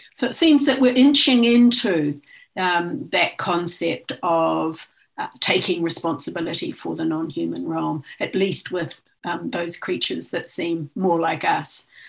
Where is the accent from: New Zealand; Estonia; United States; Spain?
New Zealand; now in Australia; I'm from Aotearoa New Zealand um, and I am of uh, Maori ancestry